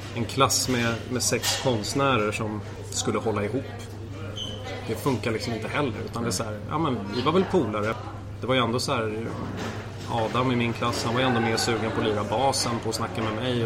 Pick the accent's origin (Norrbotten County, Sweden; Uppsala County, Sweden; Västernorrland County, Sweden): Uppsala County, Sweden; Morgongåva; also born or lived in Nacka / Tyresö / Vittinge / Sala; Så vi flyttade till, eh, till Morgongåva, först till Vittinge och sen till Morgongåva en halv mil därifrån och eh, där gick jag i skola, där eh, växte jag upp